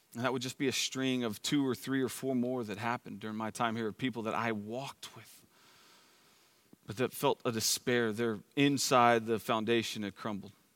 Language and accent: English; Plano, Texas, United States; also born or lived in Dallas, Texas; my family moved here in nineteen eighty-three to Plano